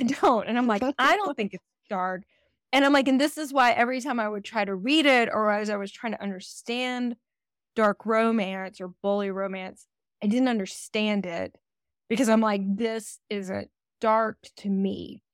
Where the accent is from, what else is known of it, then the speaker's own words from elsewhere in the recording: the South, United States; And we're from the South